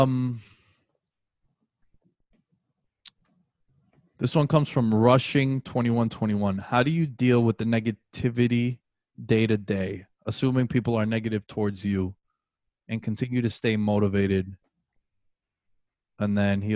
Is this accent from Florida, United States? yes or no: no; New York City, New York, United States; Coming from a dude who was born and raised in New York City